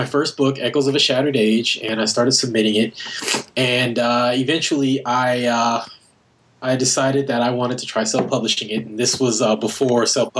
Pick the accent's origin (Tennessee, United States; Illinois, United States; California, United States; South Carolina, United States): California, United States; Carson; now in Vancouver, Canada; I'm originally from Carson, California, which is a suburb of Los Angeles. And I currently live in Vancouver, B.C.